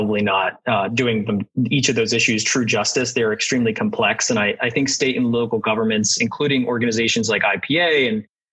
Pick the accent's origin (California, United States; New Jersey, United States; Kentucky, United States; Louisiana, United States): New Jersey, United States; I grew up in South Jersey